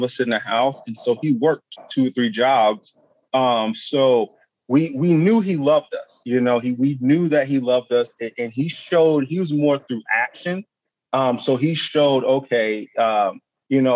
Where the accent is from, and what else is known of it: Ohio, United States; born or raised there; also born or lived in Buffalo